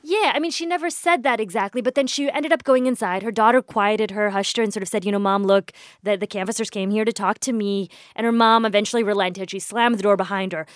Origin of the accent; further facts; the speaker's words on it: Indiana, United States; moved away; I grew up in the Midwest. I was born in the Midwest. I grew up in the Midwest. I went to college in the Midwest. Um, most of that time was spent in Indiana